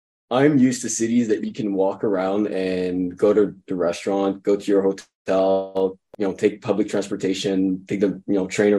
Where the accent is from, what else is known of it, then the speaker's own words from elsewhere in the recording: Montreal, Quebec, Canada; I'm from Montreal. I'm Canadian